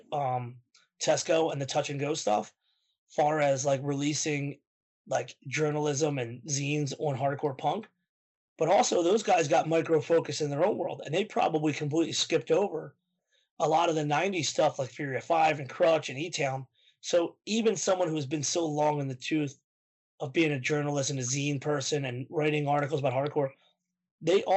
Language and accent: English; Philadelphia, Pennsylvania, United States